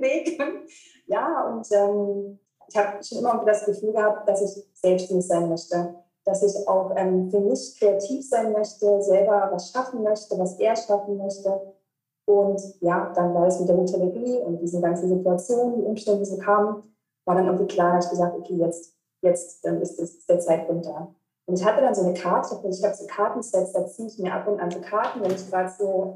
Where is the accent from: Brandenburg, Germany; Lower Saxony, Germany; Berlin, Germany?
Brandenburg, Germany; Cottbus; moved away as an adult; also born or lived in Cologne; von meiner ähm, Geburtsstadt und ähm, wo ich aufgewachsen bin, in Cottbus bin ich dann nach Köln gezogen